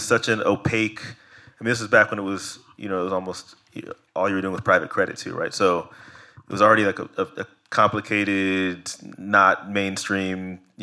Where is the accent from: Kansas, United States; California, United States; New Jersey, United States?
California, United States; Silicon Valley; I grew up in Silicon Valley